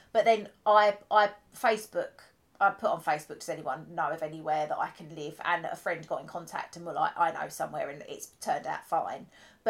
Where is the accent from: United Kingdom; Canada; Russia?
United Kingdom; first language English; I'm born in this country. English is my first language